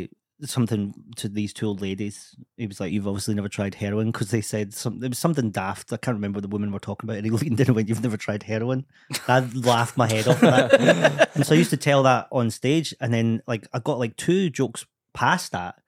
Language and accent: English; Scotland, United Kingdom; As a Scottish person